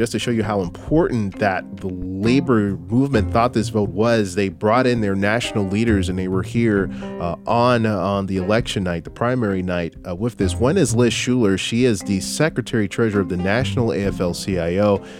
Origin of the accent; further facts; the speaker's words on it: Minneapolis, Minnesota, United States; I come from Minneapolis, St. Paul. I worked in television for many, many, many years.